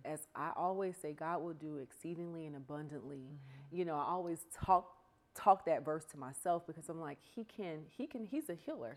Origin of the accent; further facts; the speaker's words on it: the South, United States; I grew up in the South